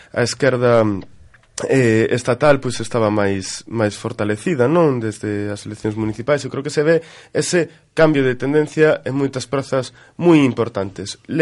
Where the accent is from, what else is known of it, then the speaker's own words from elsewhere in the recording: Galicia, Spain; todos somos galegas e galegos.